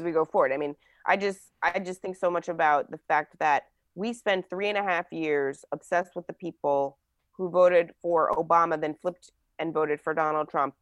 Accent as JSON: {"language": "English", "region": "New Jersey", "country": "United States", "tie": "born or raised there", "said": "I grew up in New Jersey."}